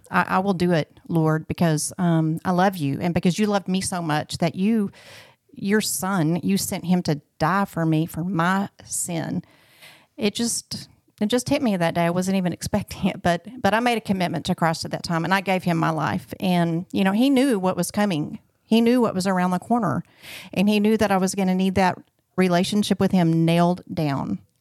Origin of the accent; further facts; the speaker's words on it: Clarksville, Arkansas, United States; also born or lived in Little Rock, Arkansas; I was born in Little Rock, um, and then we moved to Clarksville, Arkansas when I was two, and then I was raised there